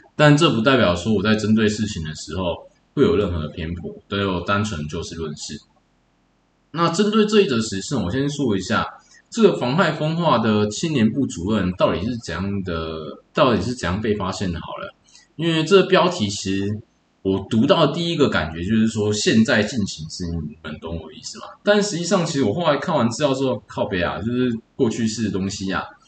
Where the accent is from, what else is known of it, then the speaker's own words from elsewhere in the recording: New Taipei, Taiwan; also born or lived in Changzhi, Pingtung; 从小在新北市这边做，呃，在新北市这边成长